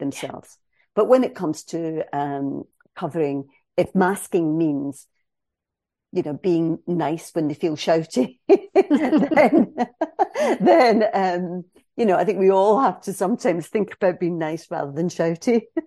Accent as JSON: {"language": "English", "region": "Scotland", "country": "United Kingdom", "said": "I am a Scottish cis female"}